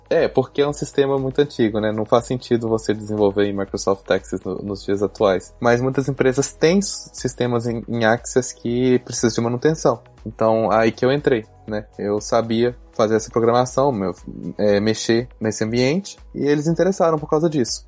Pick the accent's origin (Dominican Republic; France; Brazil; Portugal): Brazil; Belo Horizonte, Minas Gerais; moved away as an adult; now in Tokyo, Japan; eu sou de BH, nasci e cresci em Belo Horizonte